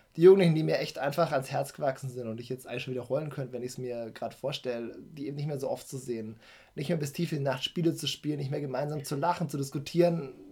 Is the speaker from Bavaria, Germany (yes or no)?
yes; Nuremberg, Bavaria, Germany; Ich bin in Nürnberg geboren, ähm, mhm. bin Franke, ja, der hier auch gerne lebt.